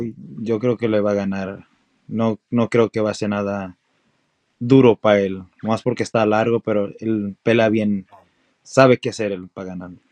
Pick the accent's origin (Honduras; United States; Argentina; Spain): United States; Los Angeles, California; now in Texas, United States; yo nací en California